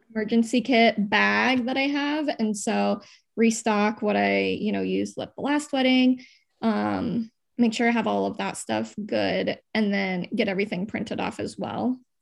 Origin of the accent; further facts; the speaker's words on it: Des Moines, Iowa, United States; also born or lived in Quad Cities; I grew up in Des Moines